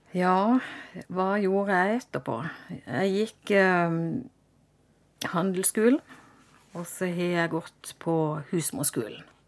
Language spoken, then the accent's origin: Norwegian; Vennesla, Agder, Norway; also born or lived in Kristiansand; jeg er født i Kristiansand, og jeg vokste opp i Eikelandsdalen i Vennesla